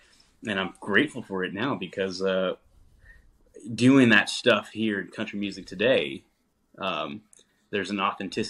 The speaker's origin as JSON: {"language": "English", "region": "New Mexico", "country": "United States", "tie": "born or raised there", "also_born_or_lived": "Texas", "moved": "yes", "lives_now": "Nashville, United States", "said": "live here in Nashville, but we all are based out of the Southwest originally. So I'm from New Mexico"}